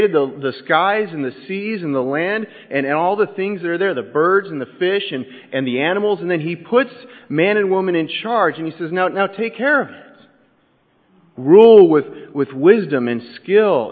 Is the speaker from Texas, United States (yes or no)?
no; Southern California, United States; I'm from Southern California